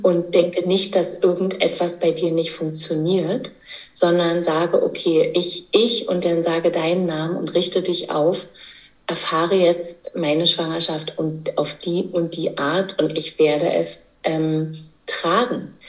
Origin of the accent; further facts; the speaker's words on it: East Germany, Germany; ich komme aus dem Osten, das heißt, äh, Geburtshilfe gab es ja bei uns nur im Kreissaal